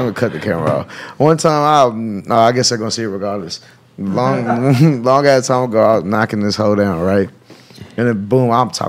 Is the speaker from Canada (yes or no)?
no; Bay City, Texas, United States; I'm from Bay City. That's like a county over.